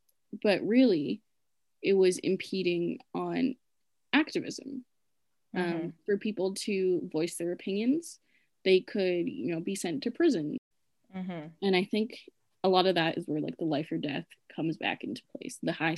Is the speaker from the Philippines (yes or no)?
yes; Philippines; As Filipino people, we naturally abandon the idea of self.